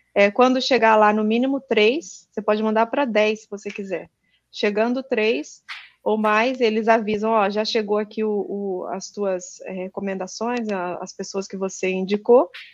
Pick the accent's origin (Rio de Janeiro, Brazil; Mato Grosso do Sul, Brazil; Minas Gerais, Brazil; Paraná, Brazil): Minas Gerais, Brazil; Juiz de Fora; moved away as an adult; now in Japan; eu sou aí natural aí de Juiz de Fora, sou mineira